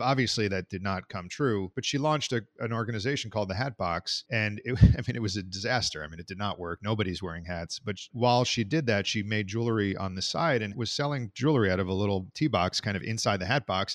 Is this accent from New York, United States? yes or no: yes; New York, United States; I grew up in New York